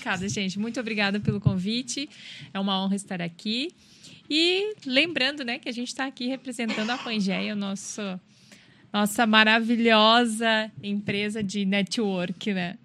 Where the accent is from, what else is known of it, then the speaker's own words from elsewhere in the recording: Rio Grande do Sul, Brazil; moved away as an adult; eu sou do Rio Grande do Sul e já vim para cá para estudar